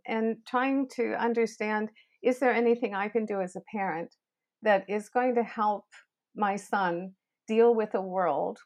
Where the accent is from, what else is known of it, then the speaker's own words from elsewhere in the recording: Canada; I'm Canadian, and I've been in education for over 40 years